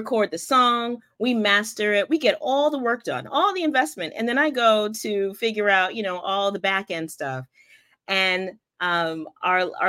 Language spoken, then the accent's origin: English; Stratford, Connecticut, United States; moved away as an adult; now in Teaneck, United States; I grew up in Stratford, Connecticut.